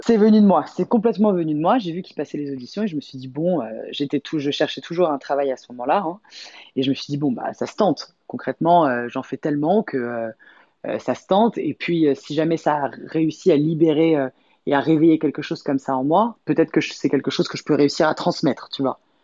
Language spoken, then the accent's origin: French; Paris, Île-de-France, France; also born or lived in Los Angeles; Paris, c'est vraiment bah ma, ville, euh, ma, ville quoi. Je nais, élevé, euh, nourri